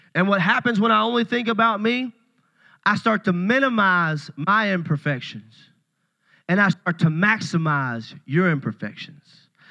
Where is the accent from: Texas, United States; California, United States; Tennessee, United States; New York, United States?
Tennessee, United States; Puryear; I'm a country boy. I, I grew up in Puryear, Tennessee